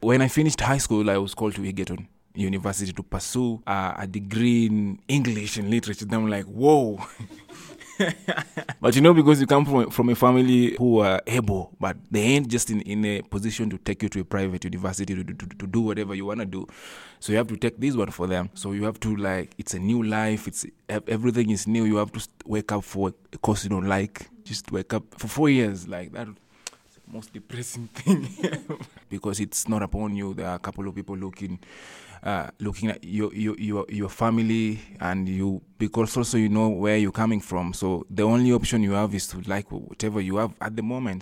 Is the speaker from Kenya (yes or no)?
yes; Ndhiwa, Homa Bay County, Kenya; I was born in Ndiwa with my twin brother.